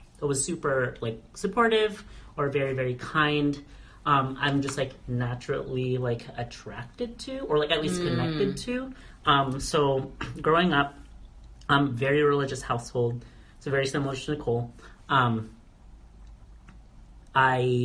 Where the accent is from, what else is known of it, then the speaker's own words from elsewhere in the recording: Kodiak, Alaska, United States; moved away as an adult; I left Kodiak, so that's my hometown, small hometown